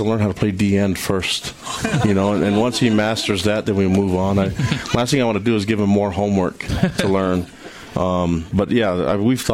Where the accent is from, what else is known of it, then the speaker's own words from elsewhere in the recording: Hawaii, United States; moved away; I'm from Hawaii